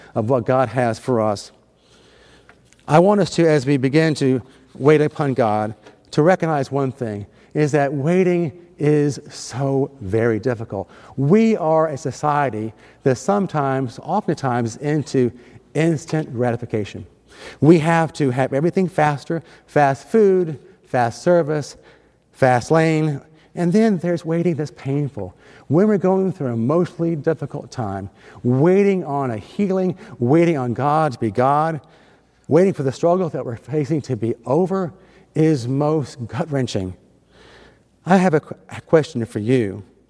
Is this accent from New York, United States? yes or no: yes; Endicott, New York, United States; also born or lived in Nichols, New York; I was born in Endicott, New York, and my parents and I, we lived in Nichols, a nearby town